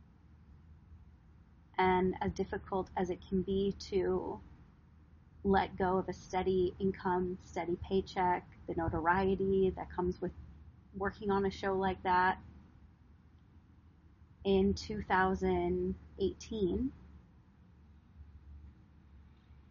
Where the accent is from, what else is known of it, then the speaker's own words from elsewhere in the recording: Wisconsin, United States; now in Los Angeles, United States; I am from Wisconsin. I was raised on a farm, a legit farm in the middle of nowhere.